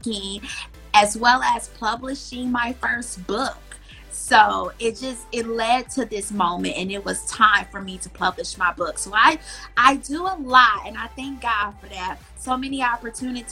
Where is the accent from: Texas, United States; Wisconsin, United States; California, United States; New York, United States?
Wisconsin, United States; Milwaukee; I grew up in Milwaukee, Wisconsin.